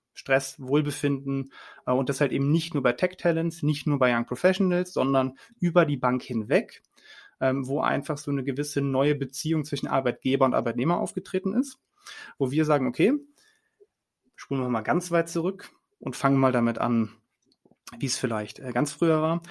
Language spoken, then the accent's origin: German; Cologne, North Rhine-Westphalia, Germany; ich rede auch als Kölner